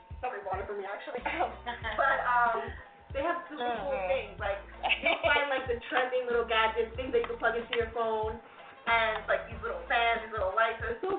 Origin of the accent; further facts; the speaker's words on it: New Jersey, United States; I'm from Jersey, because we fuck